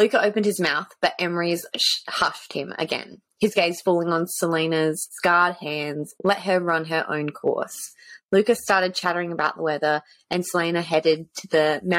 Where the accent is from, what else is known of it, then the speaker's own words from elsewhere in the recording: Australia; we're Australian.